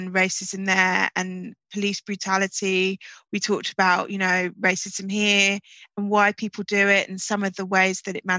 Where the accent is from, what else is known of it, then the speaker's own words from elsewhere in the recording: London, United Kingdom; also born or lived in Islington; I grew up in Peckham and I went to primary school in pre-gentrified Islington.